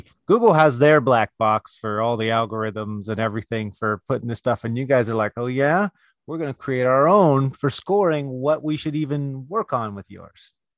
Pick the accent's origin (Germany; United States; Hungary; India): United States; California; in my hometown, uh, and that's California